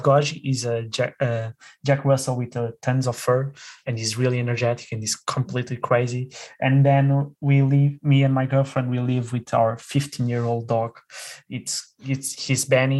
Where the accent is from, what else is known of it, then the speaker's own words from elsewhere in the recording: Lisbon, Portugal; now in Porto, Portugal; I'm originally from Lisbon. I'm currently living in Porto